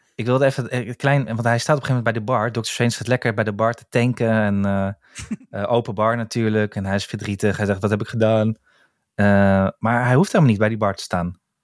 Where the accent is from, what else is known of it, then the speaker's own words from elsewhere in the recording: Netherlands; zijn we gewoon wel Nederlanders